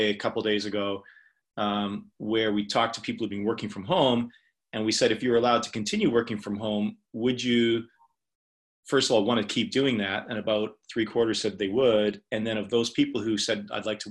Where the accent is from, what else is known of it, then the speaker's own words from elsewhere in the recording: Canada; I'm a Canadian.